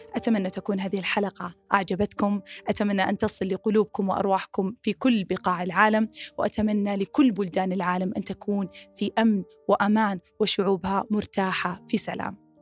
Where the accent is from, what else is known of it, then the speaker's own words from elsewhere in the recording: Saudi Arabia; من السعوديه